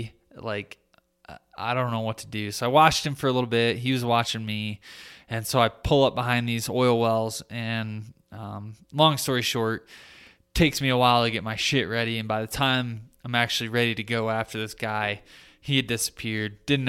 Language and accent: English; Michigan, United States; like my home state of Michigan